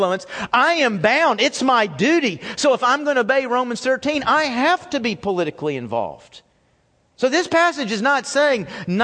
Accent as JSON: {"language": "English", "country": "United States", "tie": "born or raised there", "said": "I was born in America"}